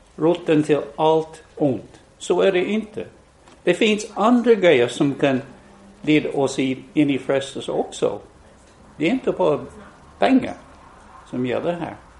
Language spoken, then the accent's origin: Swedish; West Virginia, United States; born or raised there; now in Sweden